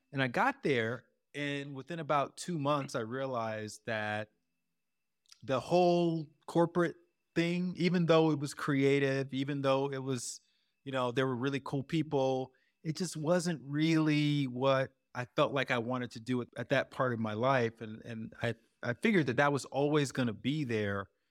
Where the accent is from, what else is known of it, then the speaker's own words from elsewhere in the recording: Alabama, United States; moved away; also born or lived in Chicago / Venice, Los Angeles; coming from Alabama, which is where I grew up